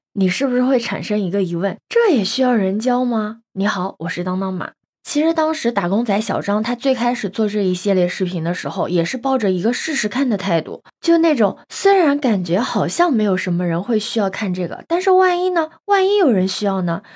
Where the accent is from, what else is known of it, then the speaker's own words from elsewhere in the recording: Yancheng, Jiangsu, China; moved away as an adult; 因为我老家是盐城的嘛